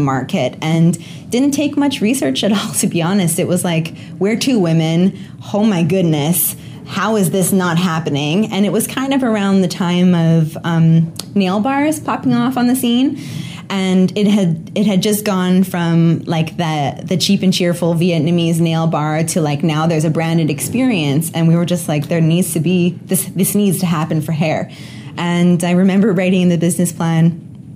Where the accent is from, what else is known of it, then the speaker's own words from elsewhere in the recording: Canada; I'm a Canadian hanging out in Omaha today.